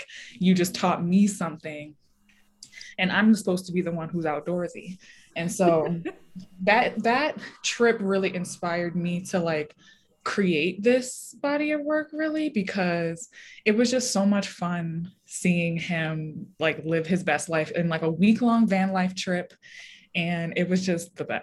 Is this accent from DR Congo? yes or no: no; Baltimore, Maryland, United States; moved away as an adult; also born or lived in Richmond, Virginia; now in Denver, United States; I grew up in Baltimore City myself